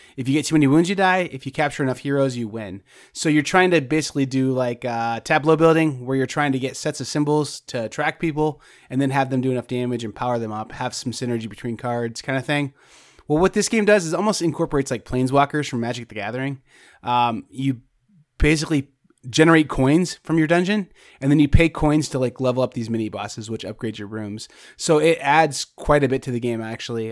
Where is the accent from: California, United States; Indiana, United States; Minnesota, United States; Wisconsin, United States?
Indiana, United States; I'm from Indiana